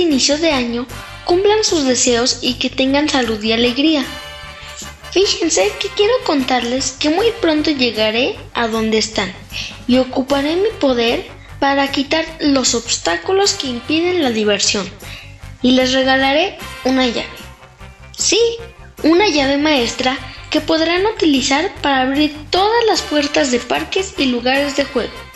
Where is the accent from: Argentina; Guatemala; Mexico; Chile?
Mexico; Mexico City; soy de la Ciudad de México, o sea, Chilango